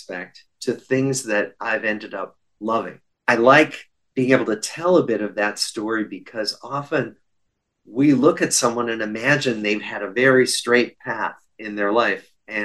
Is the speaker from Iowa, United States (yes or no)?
yes; Des Moines, Iowa, United States; moved away; I grew up in Des Moines, Iowa